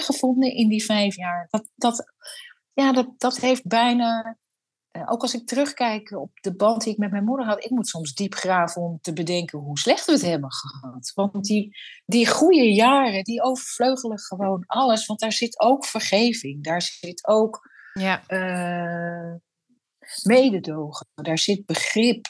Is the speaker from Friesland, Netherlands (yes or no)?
yes; a Frisian village, Friesland, Netherlands; het Friese dorp waar ik ben geboren